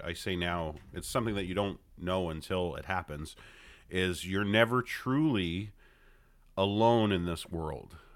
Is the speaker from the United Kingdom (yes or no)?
no; Hamilton, Ontario, Canada; I'm born Hamilton. And raised in Hamilton